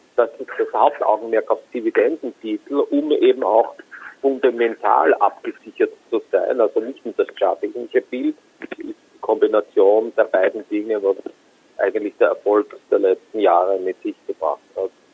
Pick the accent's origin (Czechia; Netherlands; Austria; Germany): Austria; Ich komme aus Österreich